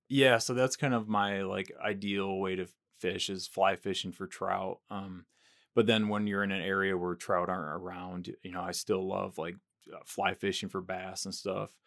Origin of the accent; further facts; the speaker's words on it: near Grand Rapids, West Michigan, United States; moved away as an adult; I grew up in Michigan, in West Michigan, near Grand Rapids